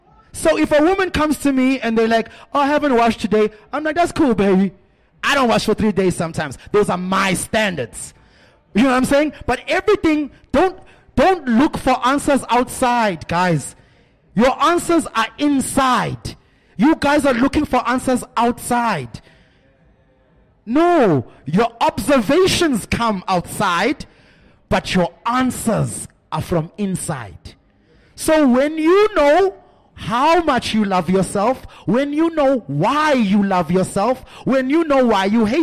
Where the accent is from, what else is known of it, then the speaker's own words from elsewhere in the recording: South Africa; Because as a South African man, I'm telling you now, I'm probably one of the few that's willing to try.